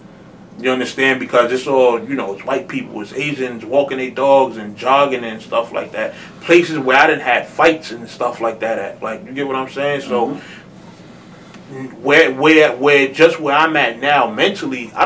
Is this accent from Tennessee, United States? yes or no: no; New York City, New York, United States; I'm from Harlem. Like I said on Facebook, post-crack era Harlem